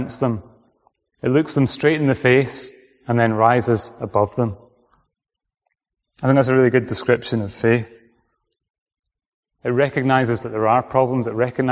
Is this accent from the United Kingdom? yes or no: yes; Orkney, Scotland, United Kingdom; moved away; I came from Orkney, which is right at the top.